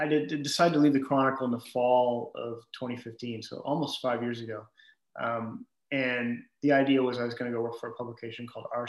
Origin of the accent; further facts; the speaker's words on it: Michigan, United States; moved away as an adult; also born or lived in Austin, Texas / Missouri; now in Houston, United States; I grew up in Michigan